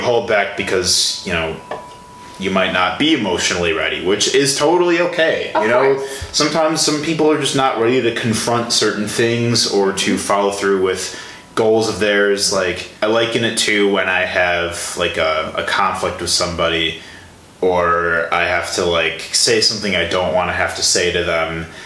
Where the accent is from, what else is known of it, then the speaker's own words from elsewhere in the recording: Illinois, United States; moved away as an adult; now in Milwaukee, United States; I grew up in Illinois